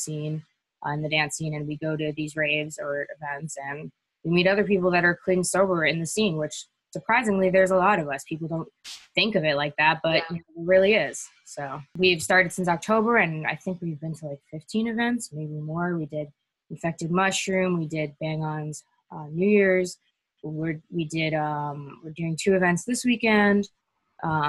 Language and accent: English; New York City, New York, United States; I'm from New York City